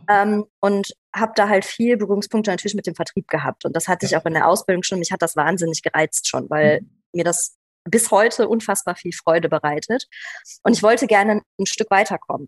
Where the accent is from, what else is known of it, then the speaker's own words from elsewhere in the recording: Aachen-Düren area, North Rhine-Westphalia, Germany; bin auch hier in der Ecke aufgewachsen, also nicht hier in der Stadt, aber tatsächlich hier im, im, im Aachen-Dürener Raum